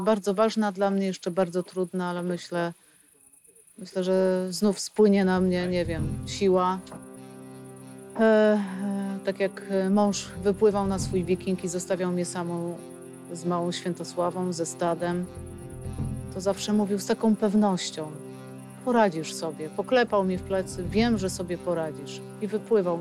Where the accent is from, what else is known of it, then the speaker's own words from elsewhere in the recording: Wolin, West Pomeranian Voivodeship, Poland; Po prostu urodziłam się w Bolinie